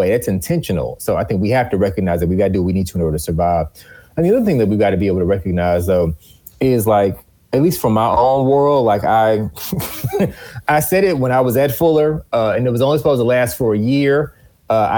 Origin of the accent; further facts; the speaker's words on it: Houston, Texas, United States; When I grew up in Wheeler Avenue Baptist Church in Houston, Texas, on Sky Street in the heart of Third Ward